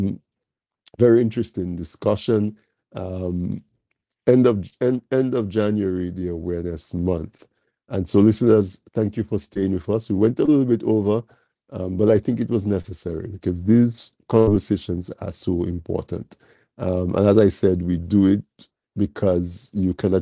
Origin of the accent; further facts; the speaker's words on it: Dominica; Because we were born in Dominica, we say we are Dominican.